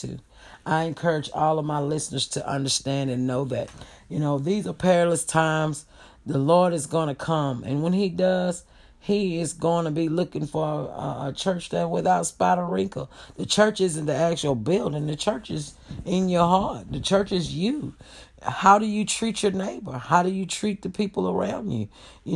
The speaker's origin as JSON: {"language": "English", "country": "United States", "said": "we as an American public"}